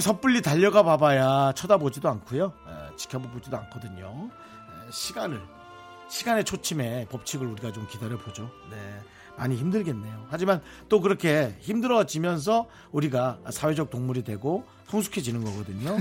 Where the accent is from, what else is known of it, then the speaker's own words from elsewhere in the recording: Gangneung, Gangwon, South Korea; moved away; 그리고 우리 때는 강릉이었거든요